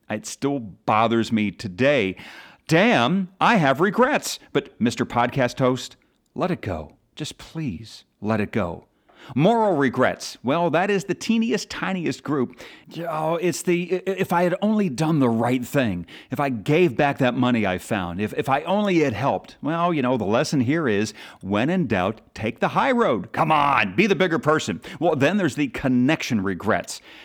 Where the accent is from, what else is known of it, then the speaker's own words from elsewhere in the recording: Philadelphia, Pennsylvania, United States; my hometown team, the Eagles